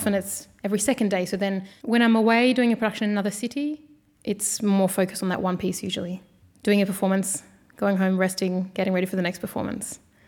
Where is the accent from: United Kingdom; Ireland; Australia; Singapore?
Australia; But even growing up in Australia, having the name … wasn't so easy.